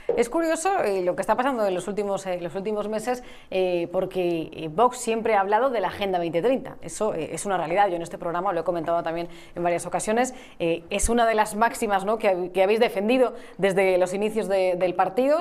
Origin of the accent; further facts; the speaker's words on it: Madrid, Community of Madrid, Spain; yo personalmente también me siento más española que madrileña